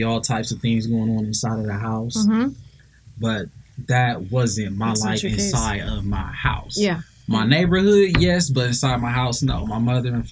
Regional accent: Columbus, Ohio, United States; I actually grew up in the Linden area

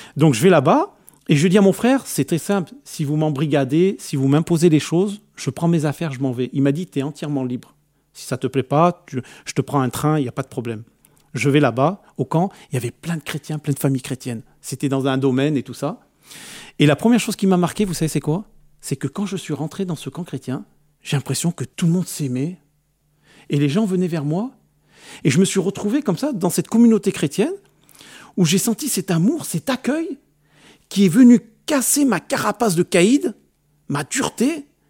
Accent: France; je suis né en France, je vais dans mon pays d'origine

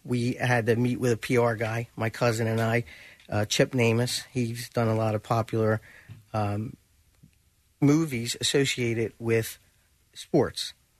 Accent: Delaware County, Pennsylvania, United States; I grew up in Delaware County.

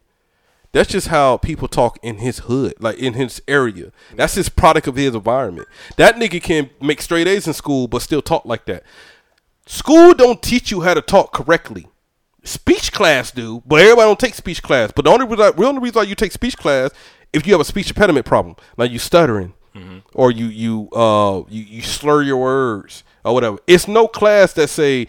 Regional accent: Georgia, United States; accent: Georgia accent; moved away; I'm from Georgia

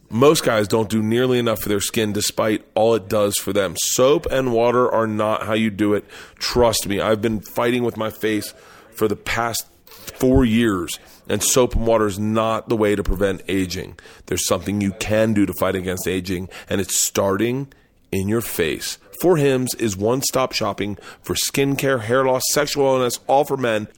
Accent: the South, United States; I grew up in the South

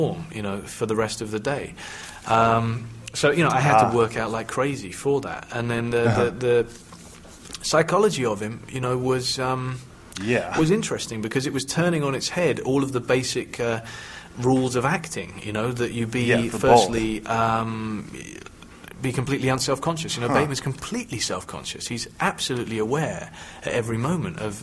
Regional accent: United Kingdom; me being British

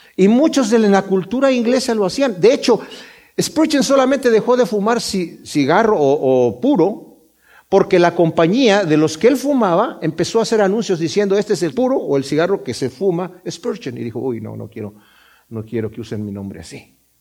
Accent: Mexico; yo soy de México

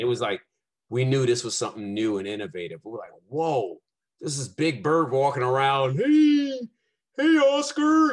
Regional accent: New York City, New York, United States; I born and raised in Brooklyn, Brownsville, East New York

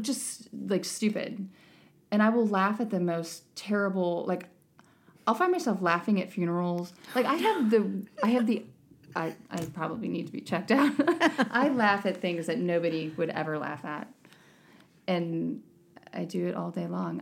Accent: United States; as an American

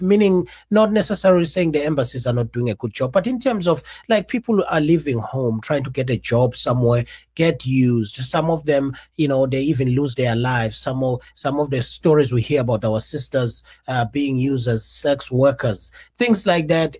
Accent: South Africa; also born or lived in America; now in United States; as a South African who is living outside the country

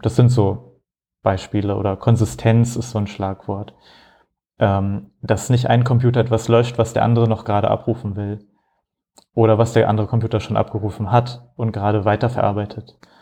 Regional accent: Hamburg, Germany; moved away as an adult; also born or lived in Frankfurt; now in Rotterdam, Netherlands; Ich komme eigentlich aus Hamburg

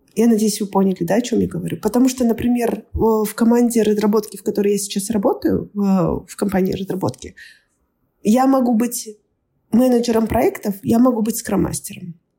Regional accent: Kazakhstan; moved away as an adult; now in Australia; я из Казахстана

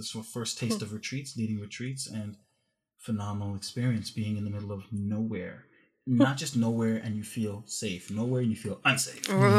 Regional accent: Canada; I'm a Canadian, North American artist coming to India to, you know.

